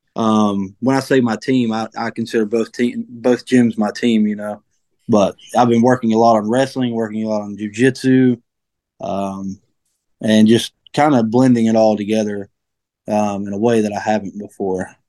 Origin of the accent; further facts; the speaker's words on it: Delbarton, West Virginia, United States; also born or lived in Morgantown, West Virginia / Bridgeport, West Virginia; I'm from Mingo County. You know, Del Barton represent.